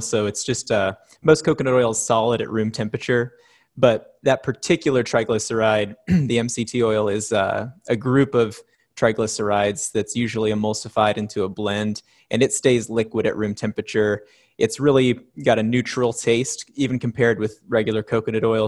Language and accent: English; Oregon, United States; my business partner Bree and I have been, uh, born and raised in Oregon